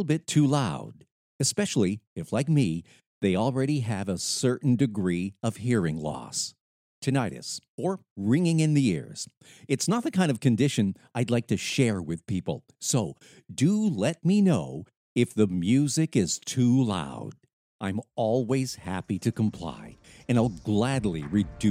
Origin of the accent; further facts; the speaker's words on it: Lewiston, Maine, United States; my hometown of Lewiston, Maine